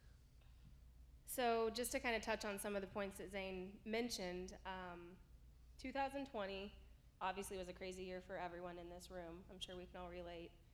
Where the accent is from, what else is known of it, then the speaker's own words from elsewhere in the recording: rural Southern Illinois, United States; moved away as an adult; now in Arizona, United States; my hometown church, you know, in rural Southern Illinois